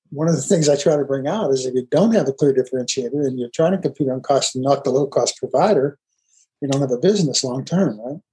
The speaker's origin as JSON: {"language": "English", "area": "outside Pittsburgh", "region": "Pennsylvania", "country": "United States", "tie": "born or raised there", "said": "I grew up outside Pittsburgh too"}